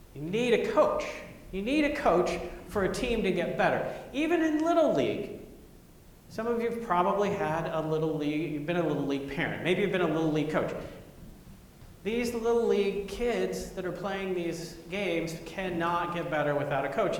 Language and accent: English; Grapevine, Texas, United States; moved away as an adult; I went back to Grapevine, Texas for my 30 year high school reunion